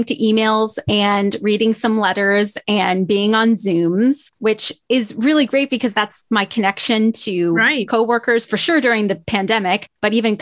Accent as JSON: {"language": "English", "region": "Southeast Pennsylvania", "country": "United States", "tie": "born or raised there", "also_born_or_lived": "New Jersey", "moved": "as an adult", "lives_now": "Topeka, United States", "said": "I was born technically in New Jersey, but raised in Pennsylvania all my life"}